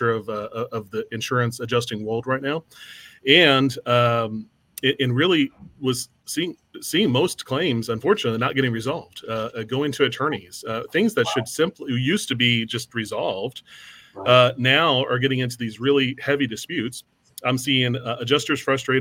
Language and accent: English; San Antonio, Texas, United States; I grew up in San Antonio